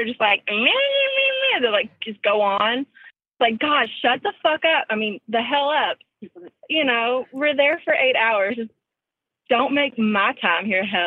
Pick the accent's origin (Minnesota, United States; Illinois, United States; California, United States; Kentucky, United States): Kentucky, United States; central; accent: country; I'm from Kentucky